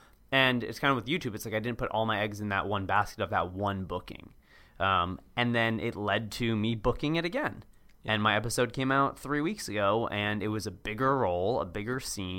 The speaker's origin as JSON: {"language": "English", "town": "Cambridge", "region": "Massachusetts", "country": "United States", "tie": "born or raised there", "said": "Yeah, hey, I grew up there. I grew up in Cambridge, or hey, I went to AU, or hey, this or this or that."}